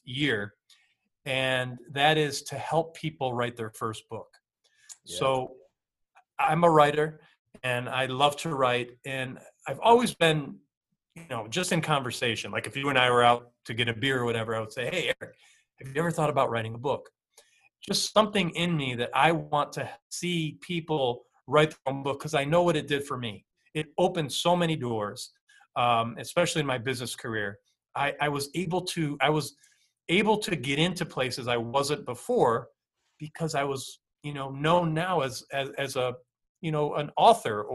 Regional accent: upstate New York, United States; I grew up in upstate New York

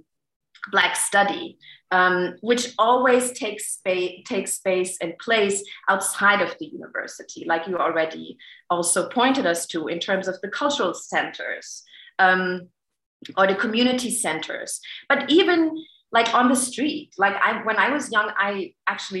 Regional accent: Germany; growing up in Germany

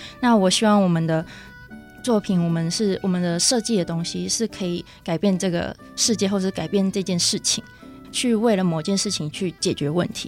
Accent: Tainan, Taiwan; moved away as an adult; also born or lived in Taipei; now in Hsinchu, Taiwan; 我是来自台南，

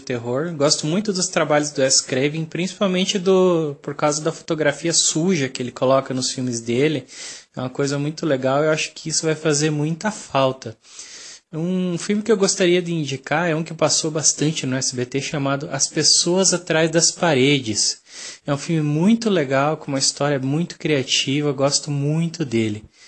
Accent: Paraná, Brazil; sou do Paraná

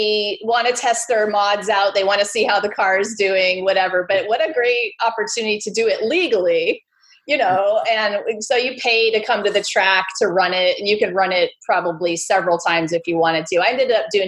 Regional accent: California, United States; I grew up in California

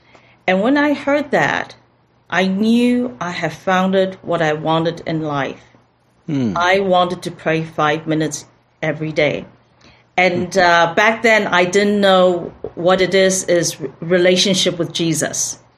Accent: Mbabane, Hhohho, Eswatini; also born or lived in Taiwan / Philippines; But I was born in Taiwan, so I'm Taiwanese, and my father was a diplomat for Taiwan, so I grew up in the nations. As a little kid, was in Philippines, but had most of my primary school education in Mbabane, Swaziland, which is now Eswatini.

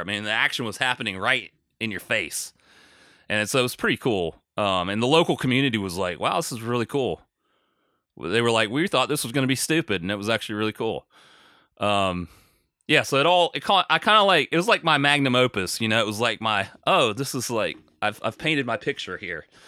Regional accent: United States; I'm American

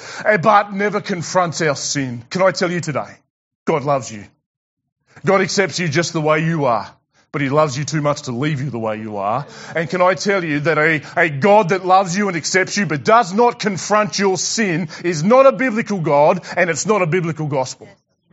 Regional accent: Tasmania, Australia; I'm from Tassie

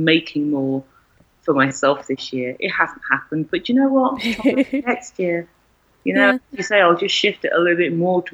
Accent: London, United Kingdom; moved away as an adult; also born or lived in South East England / Scottish Borders / Edinburgh; I was brought up in East London, thankfully had very, very, very little racism

